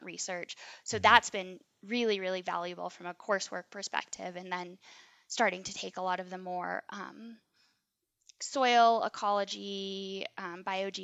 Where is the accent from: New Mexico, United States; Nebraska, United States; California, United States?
New Mexico, United States; moved away as an adult; also born or lived in East Coast; now in Colorado, United States; growing up in New Mexico, like, 20% humidity